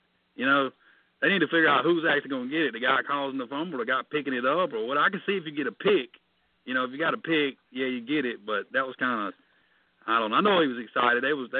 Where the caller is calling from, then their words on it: South Carolina, United States; I'm calling you from South Carolina